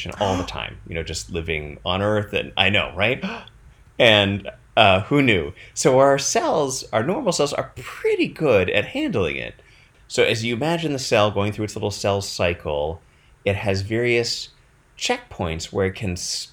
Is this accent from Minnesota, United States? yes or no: no; Madison, Wisconsin, United States; I grew up in Madison.